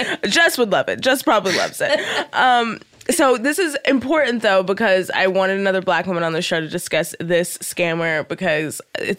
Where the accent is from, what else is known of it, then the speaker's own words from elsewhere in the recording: Dallas, Texas, United States; I'm from Dallas, Texas.